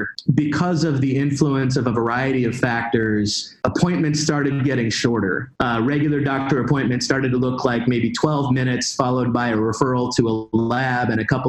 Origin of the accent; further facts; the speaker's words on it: Pacific Northwest, United States; I grew up in the Pacific Northwest